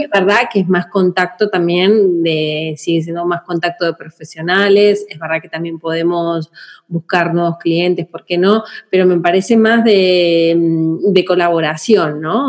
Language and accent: Spanish; Argentina; moved away; yo nací en Argentina